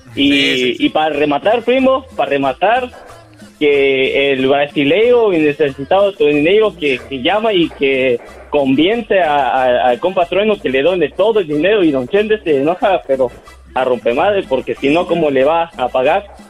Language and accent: Spanish; Puebla, Mexico; nacido en Puebla